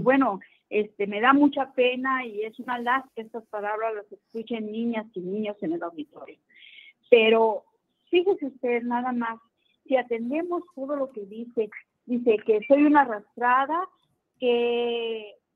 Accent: Ciudad Juárez, Chihuahua, Mexico; Yo vengo de Ciudad Juárez

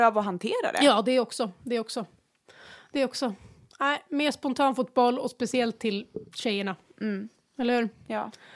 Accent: Västerås, Västmanland, Sweden; Vi är uppvuxna ute i Barkarö, en liten förort utanför mm. Västerås

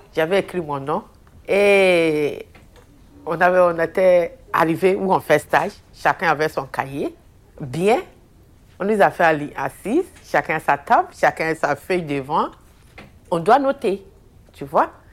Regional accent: Abidjan, Côte d’Ivoire; moved away as an adult; now in Belgium; Je suis née en Côte d'Ivoire, à Abidjan. Euh, je suis arrivée en Belgique en 2011.

